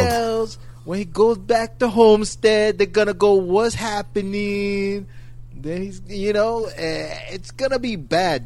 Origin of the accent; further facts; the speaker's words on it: New York City, New York, United States; I'm from Brooklyn.